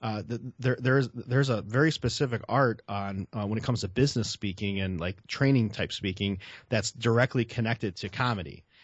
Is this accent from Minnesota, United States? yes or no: no; Chicago, Illinois, United States; I'm a Southsider from Chicago